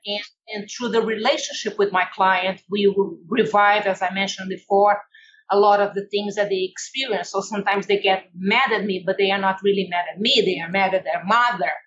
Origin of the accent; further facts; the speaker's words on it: Brazil; English is a second language; moved away as an adult; now in United States; I come from Brazil, where it's very laid back